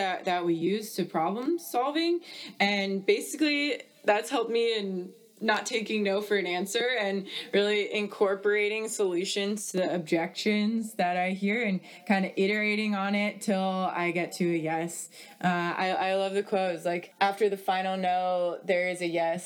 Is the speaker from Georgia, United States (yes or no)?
yes; Atlanta, Georgia, United States; I grew up in Atlanta, Georgia